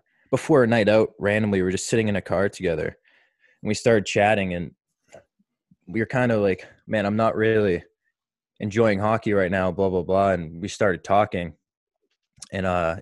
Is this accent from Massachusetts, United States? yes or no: yes; Marshfield, Massachusetts, United States; also born or lived in Maine; I grew up here in Marshfield, Mass, where I still spend my summers.